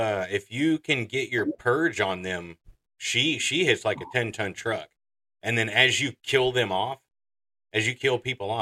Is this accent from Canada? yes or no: no; Texas, United States; I'm from Texas. I'm from Texas